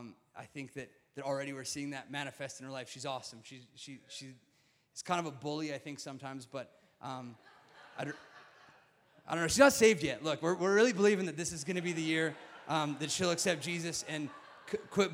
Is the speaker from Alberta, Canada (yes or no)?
yes; Sundre, Alberta, Canada; moved away as an adult; also born or lived in San Diego, California; now in Calgary, Canada; I grew up in Sundre. I'm a small town Alberta boy.